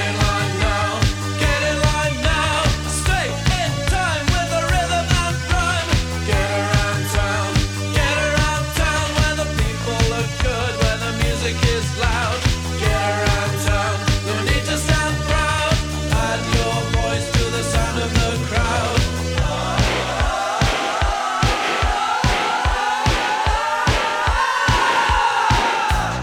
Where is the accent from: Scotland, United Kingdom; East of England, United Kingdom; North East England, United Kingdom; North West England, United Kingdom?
North East England, United Kingdom; Newcastle upon Tyne; I was in Newcastle